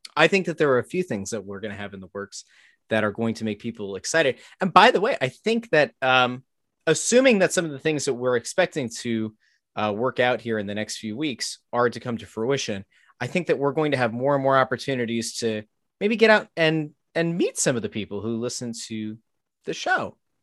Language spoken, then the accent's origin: English; Pottsville, Pennsylvania, United States; I grew up in Pottsville